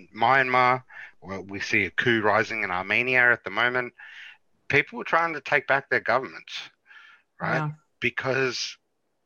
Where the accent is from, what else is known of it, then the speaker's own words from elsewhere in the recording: Australia; I'm Australian